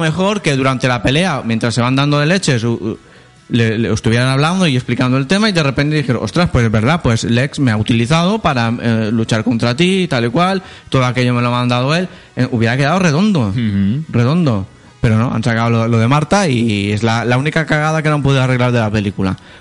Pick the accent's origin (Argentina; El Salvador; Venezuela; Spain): Spain; soy español